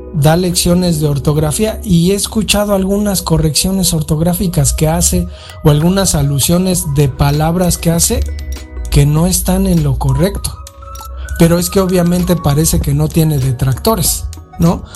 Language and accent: Spanish; Mexico City, Mexico; yo crecí en la Valle Gómez, en la pinche calle Mapimí llena de putos rateros